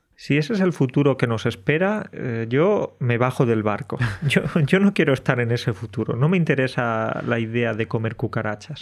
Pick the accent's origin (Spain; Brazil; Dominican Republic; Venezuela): Spain; Andalusia; moved away as an adult; now in Poland; estaría viviendo en España, en mi pueblo de mm. Andalucía